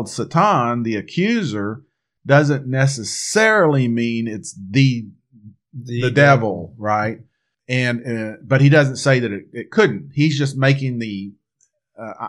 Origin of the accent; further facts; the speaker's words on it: Texas, United States; we're here from Texas